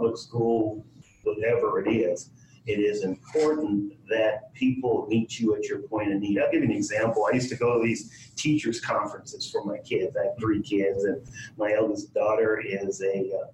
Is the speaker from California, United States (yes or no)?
yes; Los Angeles, California, United States; also born or lived in Oregon; I grew up in South Central Los Angeles